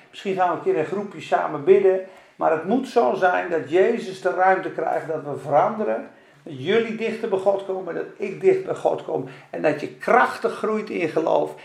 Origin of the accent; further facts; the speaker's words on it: Spakenburg, Utrecht, Netherlands; moved away as an adult; also born or lived in Zeeland / Rotterdam / Amsterdam; Ik ben geboren in Spakenburg. En de eerste twintig jaar van mijn leven een beetje in de kerk.